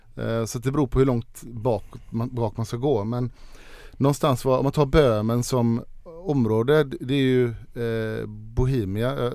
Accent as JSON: {"language": "Swedish", "country": "Sweden", "said": "hemma i Sverige"}